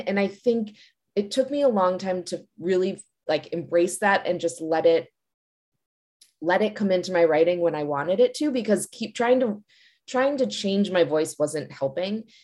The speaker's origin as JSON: {"language": "English", "town": "Glencoe", "region": "Illinois", "country": "United States", "tie": "born or raised there", "moved": "yes", "lives_now": "Washington, D.C., United States", "said": "I actually grew up in Glencoe, which is right nearby"}